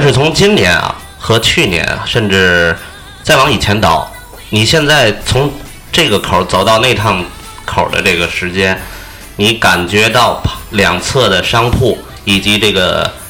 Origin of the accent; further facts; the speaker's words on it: Tianjin, China; 我们天津人在我们这个城市